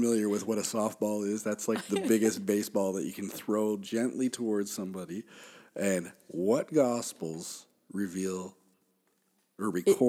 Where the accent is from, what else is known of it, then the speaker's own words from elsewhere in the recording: Canada; We're Canadian.